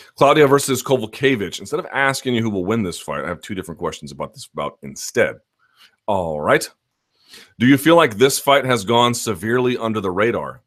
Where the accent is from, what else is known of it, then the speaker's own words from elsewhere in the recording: South Georgia, United States; accent: donk yokel voice; All of the donks I grew up with in South Georgia.